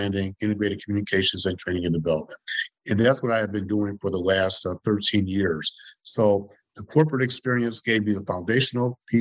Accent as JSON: {"language": "English", "town": "Detroit", "region": "Michigan", "country": "United States", "tie": "born or raised there", "said": "growing up in Detroit"}